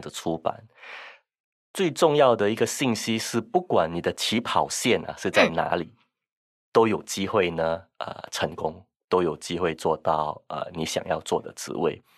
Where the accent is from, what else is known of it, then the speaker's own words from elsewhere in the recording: Singapore; 我来自新加坡